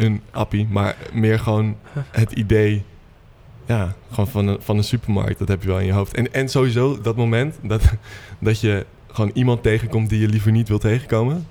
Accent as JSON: {"language": "Dutch", "town": "Purmerend", "region": "North Holland", "country": "Netherlands", "said": "ik kom uit Purmerend oorspronkelijk"}